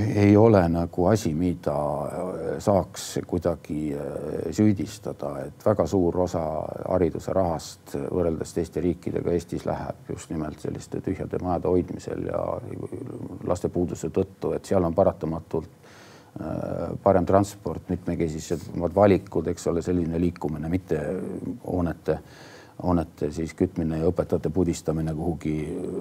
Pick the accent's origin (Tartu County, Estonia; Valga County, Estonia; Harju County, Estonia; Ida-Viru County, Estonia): Tartu County, Estonia; Tartu; üles kasvanud üldse Tartus